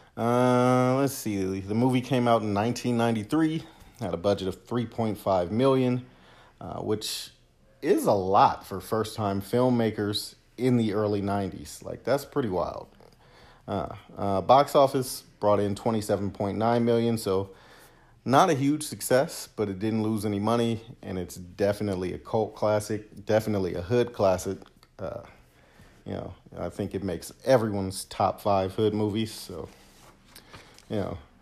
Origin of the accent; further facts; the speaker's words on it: Los Angeles, California, United States; I grew up in Southwest